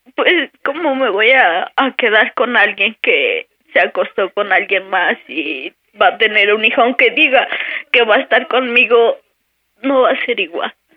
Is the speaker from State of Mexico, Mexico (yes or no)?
yes; State of Mexico, Mexico; moved away as an adult; now in Puebla, Mexico; yo soy del Estado de México